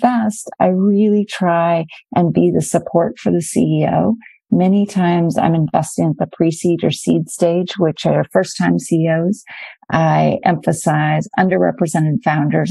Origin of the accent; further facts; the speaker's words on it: Arizona, United States; I grew up in Arizona, the oldest of three girls